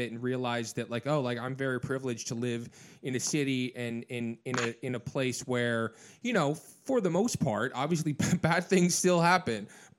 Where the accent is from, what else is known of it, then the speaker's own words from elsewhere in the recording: Midwest, United States; moved away; for little kids growing up in the Midwest like I did